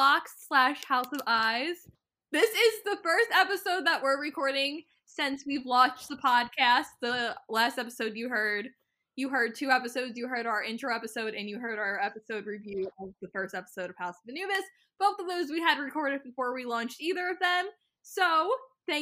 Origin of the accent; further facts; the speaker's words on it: United States; I'm from America